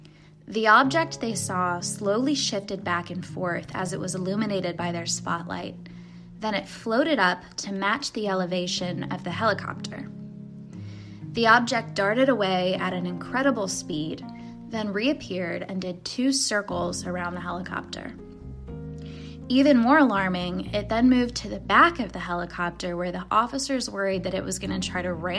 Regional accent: Louisville, Kentucky, United States; I'm taking us back to my hometown of Louisville, Kentucky

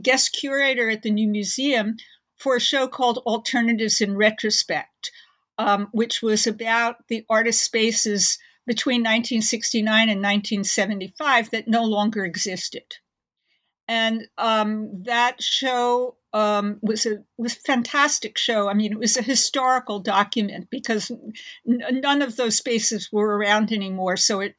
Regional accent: New York, United States; Okay. I grew up in Manhattan in New York and really entered the art world in the early 70s

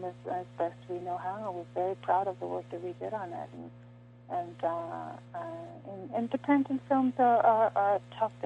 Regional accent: New York City, New York, United States; moved away; being born and raised in the Bronx and going to my old neighborhood as well. I go to New York rather frequently

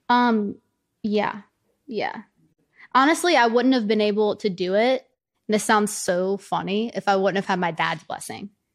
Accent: the South, United States; especially being from where I'm from, like, I'm from the South

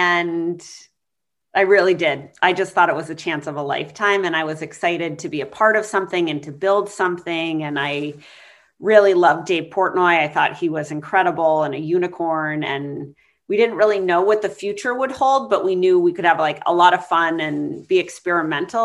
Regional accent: New Hampshire, United States; moved away as an adult; also born or lived in Colorado / Maine / Boston; I was born in Colorado. I grew up in New Hampshire

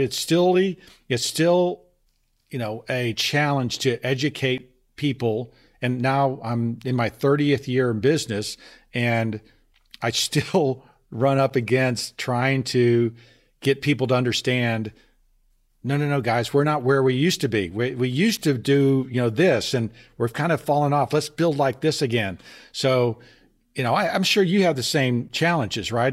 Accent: Texas, United States; moved away; also born or lived in Boston; I'm from Texas

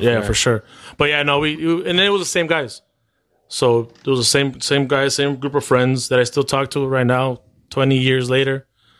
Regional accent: Edison, Illinois, United States; also born or lived in Cicero; I grew up with them in Edison.

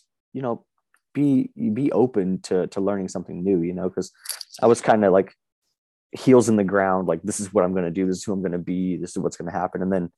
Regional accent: Las Vegas, Nevada, United States; now in Boise, United States; I live in Boise, Idaho now, but I was born and raised in Las Vegas and kind of like the inner cities of Las Vegas.

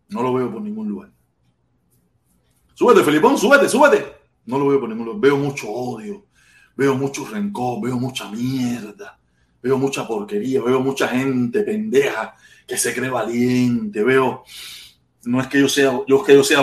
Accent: Cuba; now in Miami, United States

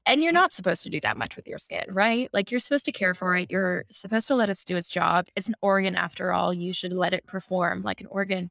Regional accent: New York City, New York, United States; I'm a typical New Yorker

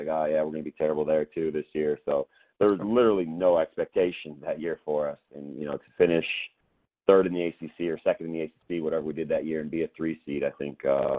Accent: Midwest, United States; You know, I grew up in Big Ten country, obviously. My dad played at Wisconsin. I grew up going to Wisconsin basketball games, Notre Dame games, been all over.

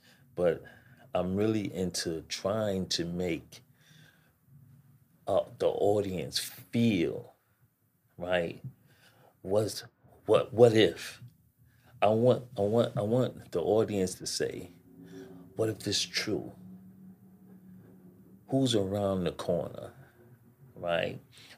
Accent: New York, United States; because I know I was born and raised in New York. Mm-hmm. I've been in New York all my life.

